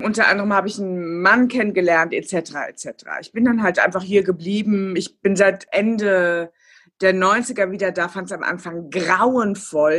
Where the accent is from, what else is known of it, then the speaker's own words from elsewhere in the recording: Kriftel, Hesse, Germany; also born or lived in Hofheim am Taunus; ich bin im Vorort aufgewachsen. Ich habe in Hofheim Abitur gemacht, ja. also in meinem Taunuskreis, und habe äh, meine allerersten Jahre auch in Hofheim verbracht